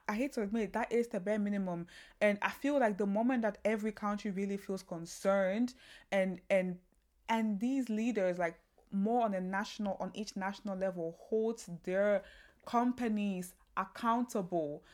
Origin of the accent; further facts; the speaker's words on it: Kilimanjaro, Tanzania; moved away; also born or lived in Cameroon; I grew up in Tanzania, the Mount Kilimanjaro where I grew up around